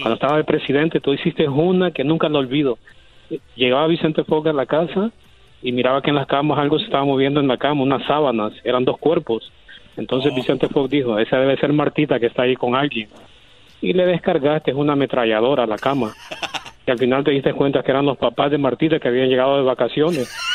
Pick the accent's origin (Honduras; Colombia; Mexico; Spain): Honduras; Yo soy de Honduras